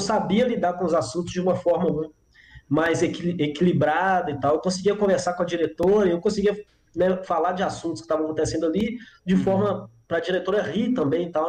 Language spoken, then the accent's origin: Portuguese; João Monlevade, Minas Gerais, Brazil; moved away as an adult; now in Belo Horizonte, Brazil; Sou de João Molevade, nascido e criado, 18 anos que eu morei lá